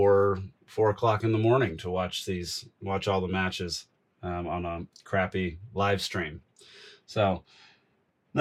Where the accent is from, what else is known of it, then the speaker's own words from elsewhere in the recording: United States; I'm an American